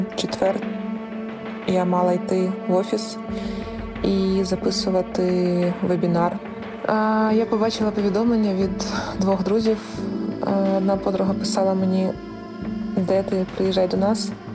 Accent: Kyiv, Ukraine; я з Києва

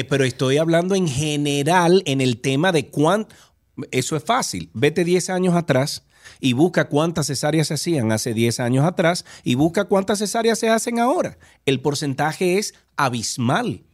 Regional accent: Dominican Republic

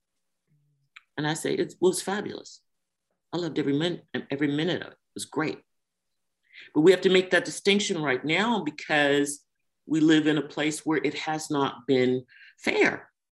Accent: Washington, District of Columbia, United States; I grew up in Washington, D.C.

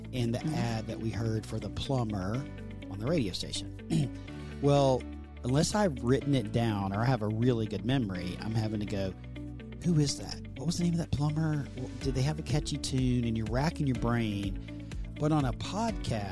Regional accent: Texas, United States; accent: Southern; my Southern accent from Texas in the United States

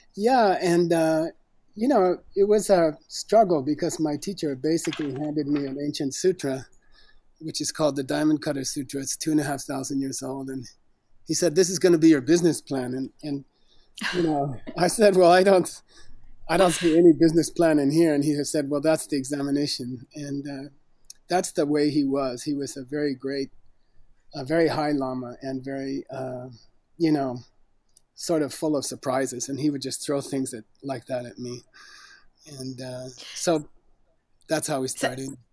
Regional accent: United States; I was born in the United States, uh, not not a very rich family in a small small city

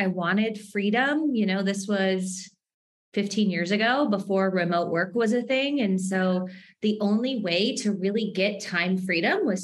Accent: Minnesota, United States; accent: Minnesota; I grew up in Minnesota

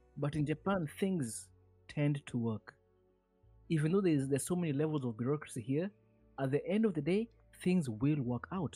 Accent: Kenya

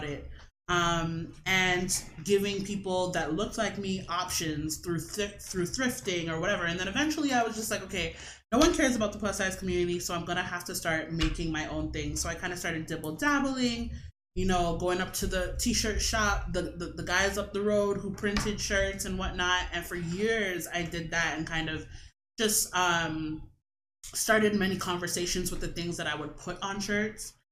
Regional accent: Toronto, Ontario, Canada; also born or lived in Brampton; I was born and raised in Toronto and Brampton

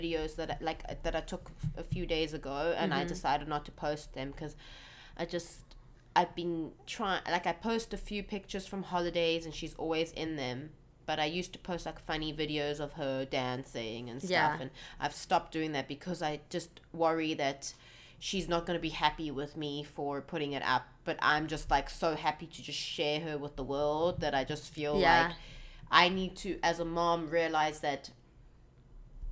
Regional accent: South Africa; I grew up in South Africa

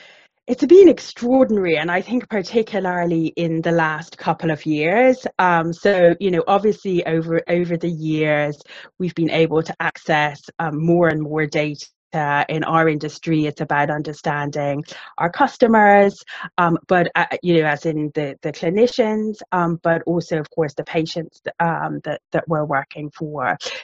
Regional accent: Ireland; now in United Kingdom; you probably can't tell from the accent, but I'm actually Irish, but been living in the UK for about 25 years.

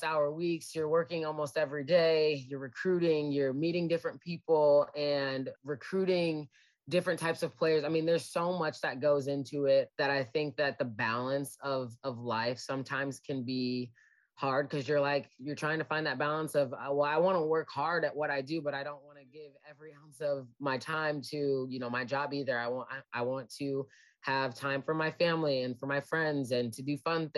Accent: Olathe, Kansas, United States; moved away as an adult; also born or lived in Nebraska / South Dakota; now in Fayette, United States; I'm originally from Olathe, Kansas, grew up here

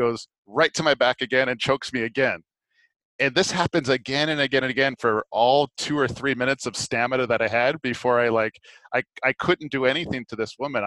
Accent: Maui, Hawaii, United States; moved away; I grew up in Maui

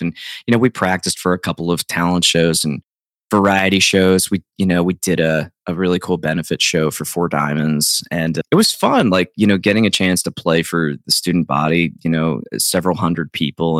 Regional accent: South Central Pennsylvania, United States; where I grew up in South Central Pennsylvania

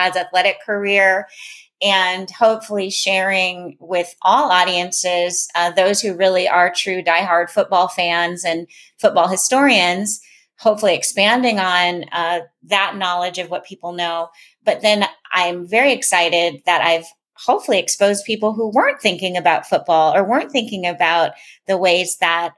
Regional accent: Minnesota, United States; growing up in the North, growing up in Minnesota in an integrated environment

